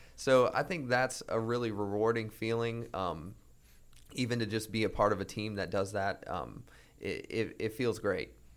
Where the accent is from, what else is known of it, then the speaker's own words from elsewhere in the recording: Greensboro, North Carolina, United States; I grew up in Greensboro, North Carolina